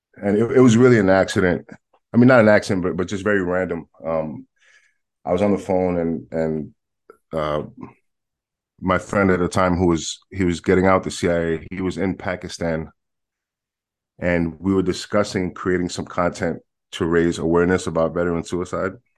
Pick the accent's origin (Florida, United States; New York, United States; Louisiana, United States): New York, United States; New York City; I am born and raised in Manhattan, in New York